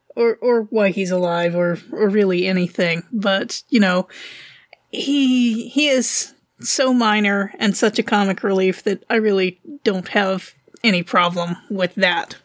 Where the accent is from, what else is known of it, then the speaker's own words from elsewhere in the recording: Wilmington, North Carolina, United States; I'm from North Carolina